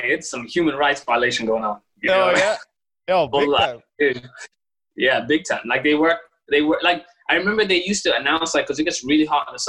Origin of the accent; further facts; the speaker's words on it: Qatar; moved away as an adult; also born or lived in Oakland, California, United States / London, United Kingdom; now in Sacramento, United States; I was born in Oakland, but I grew up in London, UK, and then in Qatar in the Middle East.